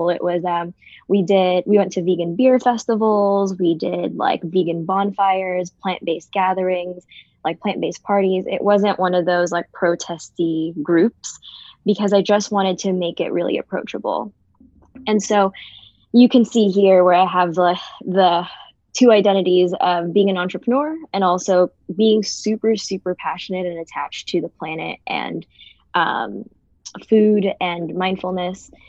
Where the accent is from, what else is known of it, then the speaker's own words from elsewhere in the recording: Jubail, Eastern Province, Saudi Arabia; born there; I was born in Saudi Arabia, so I'm Filipino American, um, but I was born in Saudi Arabia, Jubail.